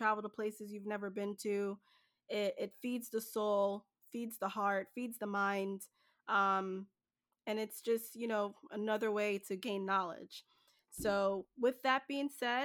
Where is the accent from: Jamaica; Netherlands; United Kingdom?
Jamaica; now in New Jersey, United States; So I'm originally from Jamaica. It will always be home to me.